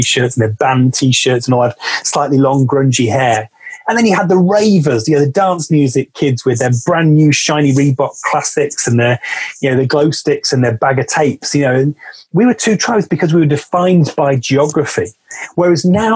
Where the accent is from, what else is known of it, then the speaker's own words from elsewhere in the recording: West Midlands, United Kingdom; now in Manchester, United Kingdom; the small city where I grew up in the West Midlands